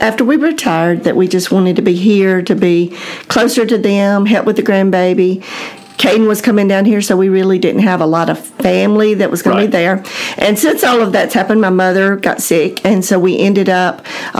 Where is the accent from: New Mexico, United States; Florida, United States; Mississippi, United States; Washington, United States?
Mississippi, United States; Philadelphia; So I grew up in Philadelphia, Mississippi.